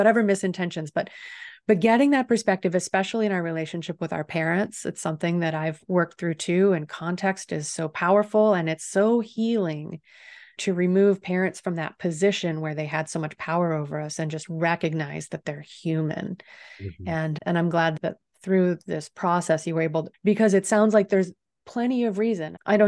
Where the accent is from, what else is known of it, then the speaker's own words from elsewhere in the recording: the South, United States; coming from small town America, growing up in the South through such a contentious time